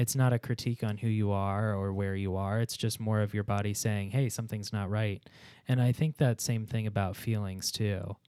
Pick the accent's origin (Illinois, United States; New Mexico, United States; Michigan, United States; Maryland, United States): Illinois, United States; Chicago; I'm from Pittsburgh adjacent, Chicago